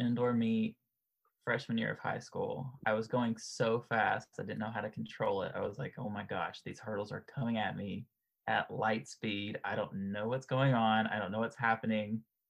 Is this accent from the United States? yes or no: yes; United States; But, you know, growing up in America, it's football, basketball, baseball.